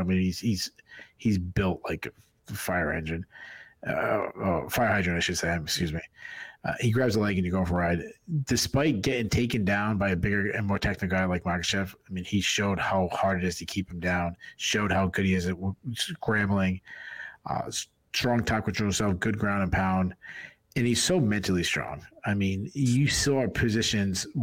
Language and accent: English; New England, United States; I'm from New England.